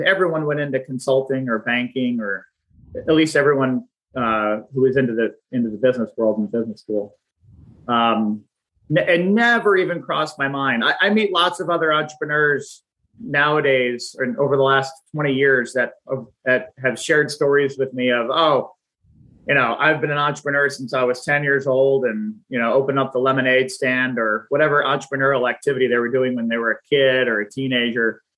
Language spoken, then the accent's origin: English; Pennsylvania, United States; moved away as an adult; also born or lived in Washington, D.C. area; I'm from the Pennsylvania area